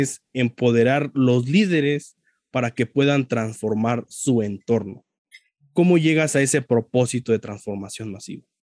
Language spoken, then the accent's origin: Spanish; Mexico; yo también soy mexicano